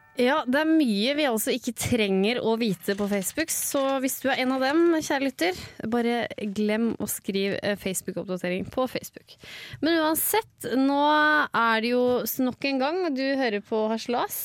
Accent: Vestfold, Norway; Jeg er ikke fra Gudbrandsdalen, jeg er fra eh, Vestfold.

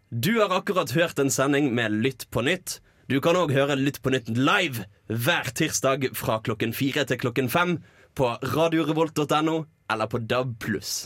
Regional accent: Bergen, Vestland, Norway; er bergenser, for de som ikke har hørt det

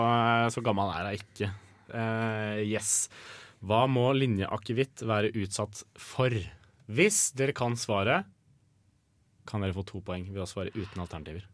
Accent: Norway; Vi er nordmenn

